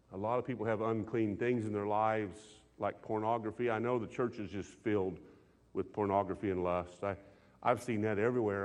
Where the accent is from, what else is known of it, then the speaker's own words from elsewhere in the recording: United States; I was raised in a country where we're American men